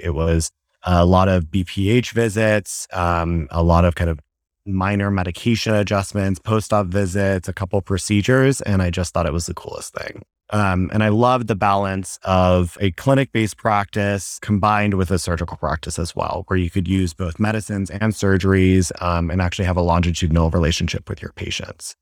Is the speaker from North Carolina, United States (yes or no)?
yes; Asheville, North Carolina, United States; moved away as an adult; also born or lived in Boston; now in Dallas, United States; I, uh, originally am from Asheville, North Carolina